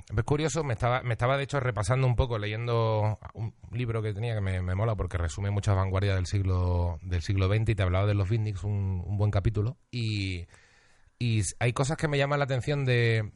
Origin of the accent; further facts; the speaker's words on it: Seville, Andalusia, Spain; moved away as an adult; also born or lived in Huelva; now in Madrid, Spain; Nací en Huelva, me crié en Sevilla, pero tampoco soy sevillano